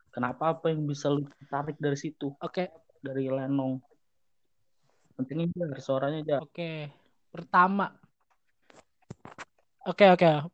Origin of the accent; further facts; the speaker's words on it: Jakarta, Indonesia; yang membuat gue tahu gue orang Betawi itu pertama